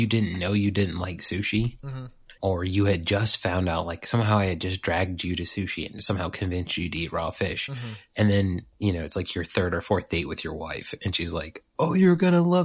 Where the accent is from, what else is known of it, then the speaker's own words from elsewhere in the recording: Hampton Roads, Virginia, United States; I grew up in Hampton Roads